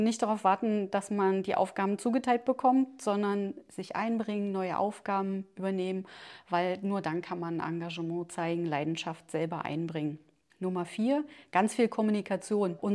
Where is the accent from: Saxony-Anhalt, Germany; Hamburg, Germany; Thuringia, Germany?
Saxony-Anhalt, Germany; Schönebeck; also born or lived in Staßfurt; now in Magdeburg, Germany; ich bin ein Kind der Region, ich bin in Stasswort geboren, in Schönebeck zur Schule